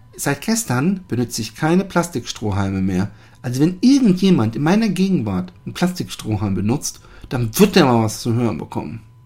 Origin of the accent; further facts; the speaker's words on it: Germany; now in Netherlands; ich als Deutscher